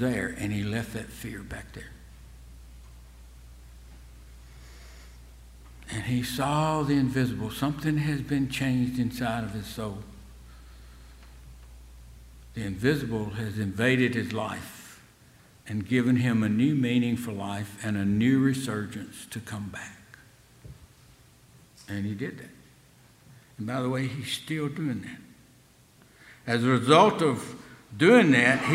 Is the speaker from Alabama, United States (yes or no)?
yes; Selma, Alabama, United States; being in Selma in that time of life was a great time to be there.